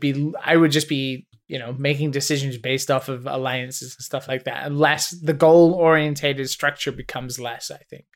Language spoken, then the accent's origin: English; Ireland; I'm obviously Catholic 'cause I'm Irish